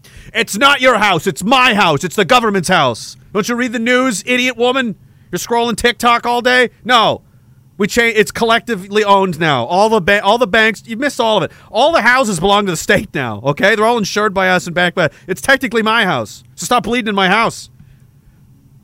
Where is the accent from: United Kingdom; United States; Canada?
Canada; As a soldier of the military of this country